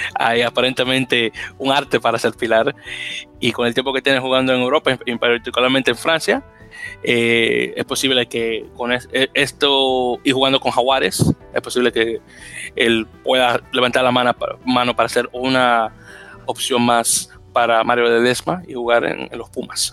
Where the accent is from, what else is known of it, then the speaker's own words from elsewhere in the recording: Dominican Republic; soy dominicano